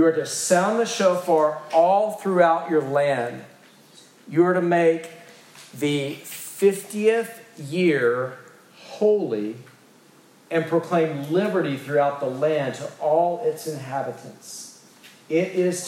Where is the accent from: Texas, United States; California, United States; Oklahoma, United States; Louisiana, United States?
Texas, United States; East; I'm from East Texas